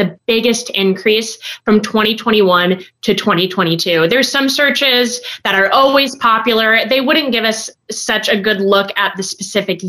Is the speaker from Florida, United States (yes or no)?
no; California, United States; My home state of California